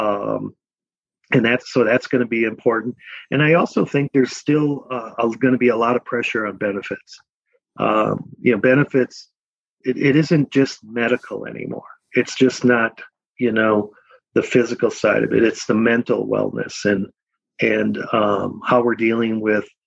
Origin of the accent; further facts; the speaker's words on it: Milwaukee, Wisconsin, United States; moved away as an adult; now in Minnesota, United States; I was born and raised in Milwaukee, Wisconsin